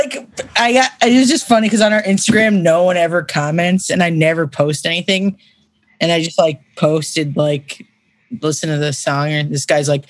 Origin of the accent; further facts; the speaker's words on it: New York, United States; now in Philadelphia, United States; I'm from New York